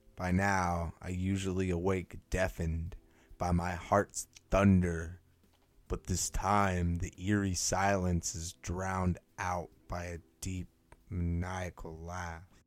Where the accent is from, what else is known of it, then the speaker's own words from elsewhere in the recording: California, United States; moved away; also born or lived in the north; I was born in California